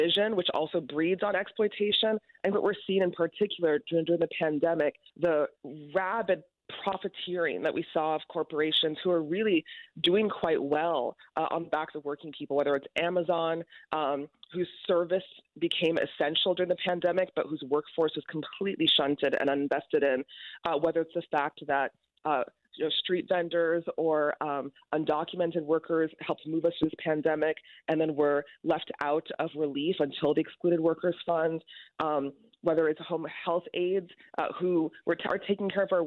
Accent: New York, United States; also born or lived in Connecticut; come back to my home state, where I'm raising my almost six-year-old

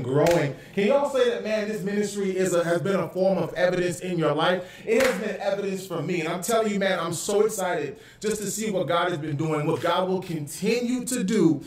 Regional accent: Canada; also born or lived in Florida, United States; now in California, United States; I'm Canadian.

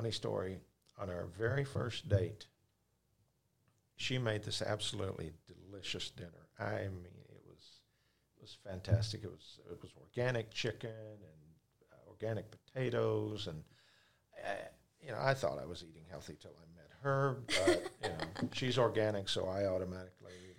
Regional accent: Dallas, Texas, United States; I'm from the Dallas-Fort Worth area

